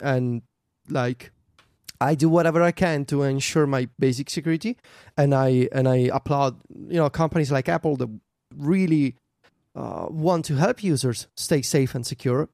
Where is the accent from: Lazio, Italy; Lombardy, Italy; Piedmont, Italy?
Lazio, Italy; Viterbo; in Viterbo, my hometown